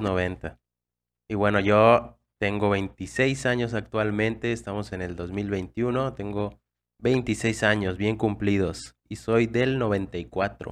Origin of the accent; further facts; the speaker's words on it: Mexico; nuestras experiencias como mexicanos